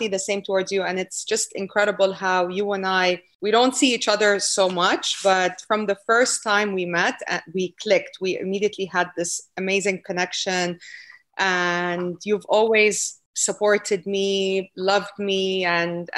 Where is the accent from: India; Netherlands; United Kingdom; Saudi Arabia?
Saudi Arabia; first language Arabic; English is a second language; moved away as an adult; also born or lived in France / Lebanon; now in Miami, United States; I was born in France. I am not French. Both my parents are from Lebanon, Lebanese, so from the Middle East. I never lived in Lebanon, did not grow up in Lebanon. I grew up in Saudi Arabia, which is in the Gulf.